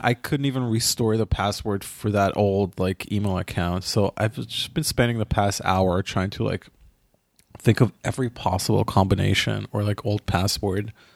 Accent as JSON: {"language": "English", "town": "Ra'anana", "region": "Central District", "country": "Israel", "tie": "born or raised there", "said": "my hometown, it is Rwanana"}